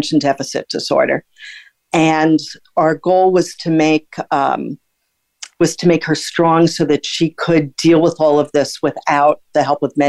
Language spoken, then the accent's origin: English; Bergen County, New Jersey, United States; moved away as an adult; also born or lived in Brooklyn, New York / Kentucky / Texas / Germany; I was born in Brooklyn, New York. We wound up moving to Bergen County, New Jersey when I was 4 years old. I graduated high school there.